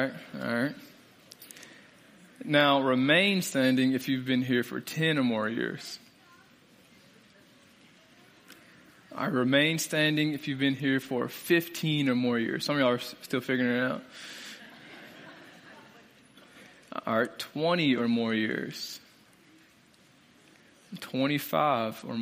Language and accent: English; Springfield, Illinois, United States; moved away as an adult; now in Lexington, United States; I'm originally from Springfield, Illinois. And we just moved to Lexington